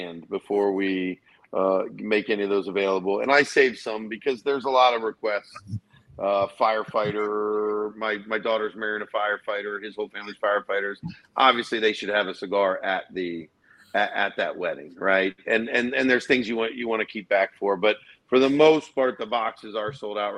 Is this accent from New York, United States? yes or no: no; Erie, Pennsylvania, United States; being from Erie, Pennsylvania myself, I am a part